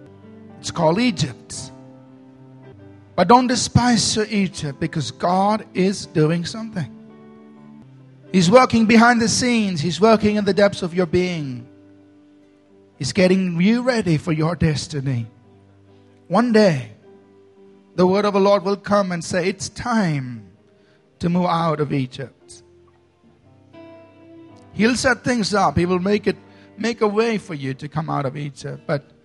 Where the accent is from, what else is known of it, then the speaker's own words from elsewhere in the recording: Bangalore, Karnataka, India; I was born in Bangalore. I grew up in Bangalore. I live in Bangalore. I will die in Bangalore.